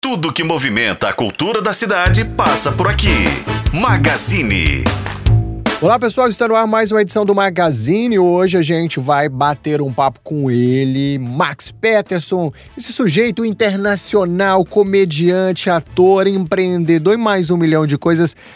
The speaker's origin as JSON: {"language": "Portuguese", "region": "interior of Minas Gerais", "country": "Brazil", "said": "Eu sou do interior de Minas"}